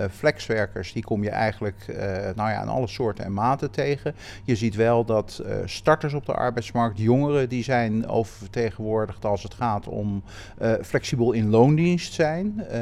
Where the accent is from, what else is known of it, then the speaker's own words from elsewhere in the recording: Rotterdam, South Holland, Netherlands; Rotterdam en ja, ben eigenlijk maar heel sporadisch de stad uit geweest.